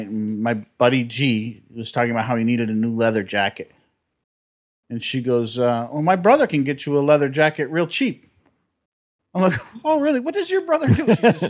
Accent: Inland Empire, California, United States; moved away as an adult; also born or lived in New York; I grew up in the Inland Empire.

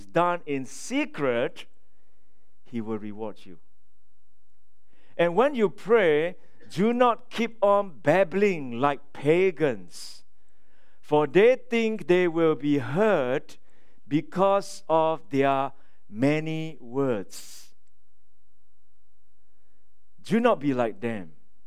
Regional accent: Singapore; moved away; I'm from Singapore.

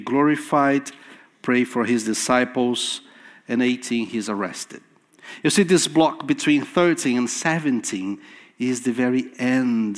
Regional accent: Brazil; first language Portuguese; English is a second language; moved away; I was in Brazil in December preaching in my mother tongue, in Portuguese.

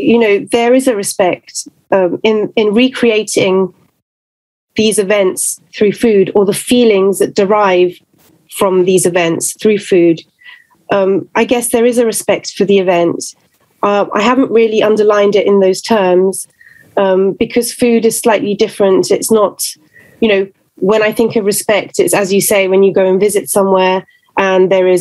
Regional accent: London, United Kingdom; born there; also born or lived in Venezuela; Yes, I'm half Venezuelan and half Italian, but I was born in London and I moved around a lot throughout my whole life. I lived in Venezuela, in different countries.

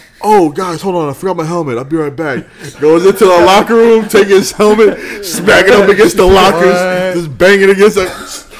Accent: Hollywood, Florida, United States; I was born in Joe DiMaggio Hospital

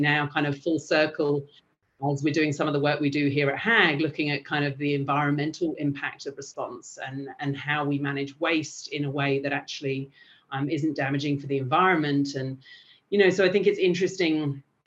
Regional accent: England, United Kingdom; moved away as an adult; also born or lived in Albania; now in Australia; I'm from England

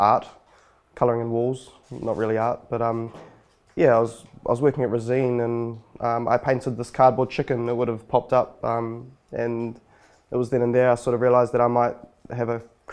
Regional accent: Wainuiomata, Wellington, New Zealand; also born or lived in Lower Hutt / Auckland; I grew up in Wanuamata

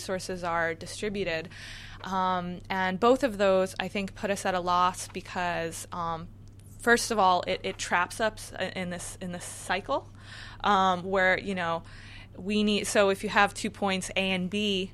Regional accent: New York area, United States; I'm from the New York area.

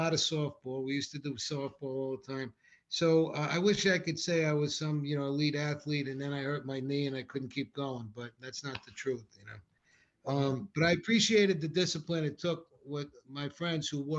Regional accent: Rockland County, New York, United States; I love growing up in Rockland County

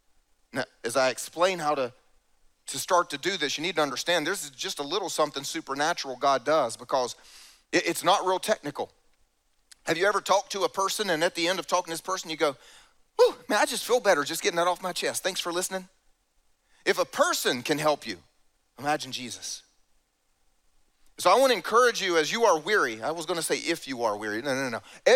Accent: the South, United States; And I grew up here in the South, so just for the fun of it, let me explain.

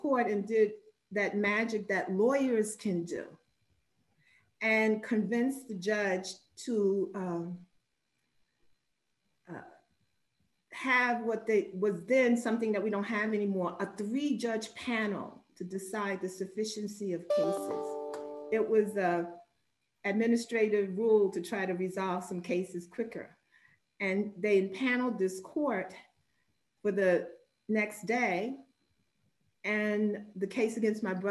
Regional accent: New York City, New York, United States; I'm a native New Yorker. I was born in Manhattan, stayed there for 3 days, and went to my home in the Bronx, where I was raised

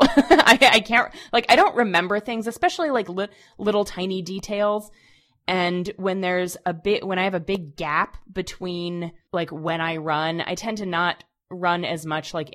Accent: United States; accent: American; first language English; I am a native English speaker, but I'm an American.

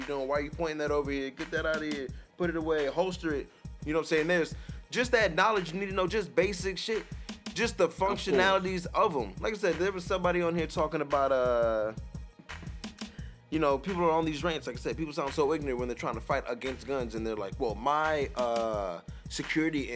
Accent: Nebraska, United States; we're from Nebraska

